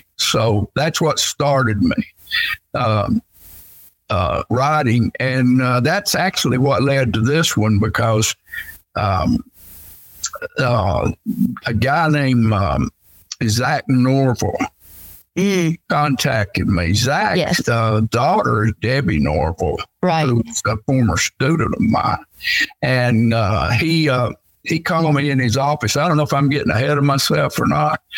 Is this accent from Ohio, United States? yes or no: no; Dalton, Georgia, United States; also born or lived in Florida; I was raised in Dalton